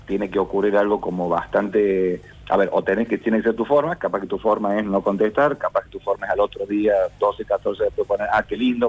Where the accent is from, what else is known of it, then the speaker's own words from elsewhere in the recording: Córdoba, Argentina; somos de Córdoba